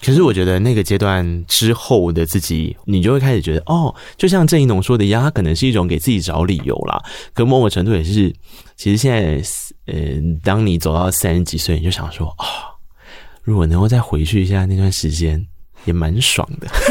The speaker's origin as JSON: {"language": "Chinese", "region": "rural Tainan", "country": "Taiwan", "tie": "born or raised there", "said": "我是一个在台南乡下长大的孩子"}